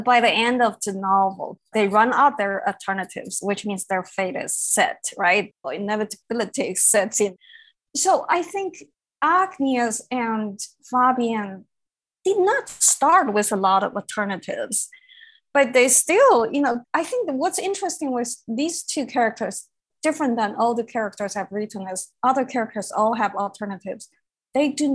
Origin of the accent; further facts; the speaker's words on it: Beijing, China; moved away; I grew up in Beijing